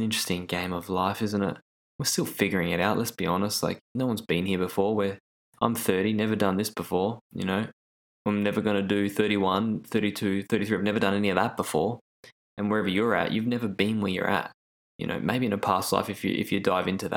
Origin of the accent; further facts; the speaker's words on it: Australia; I grew up in Australia